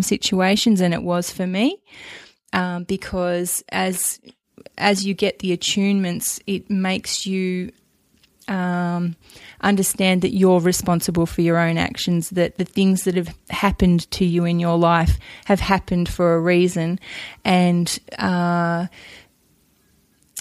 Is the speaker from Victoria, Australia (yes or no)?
yes; Melbourne, Victoria, Australia; also born or lived in Queensland; I'm from Melbourne originally.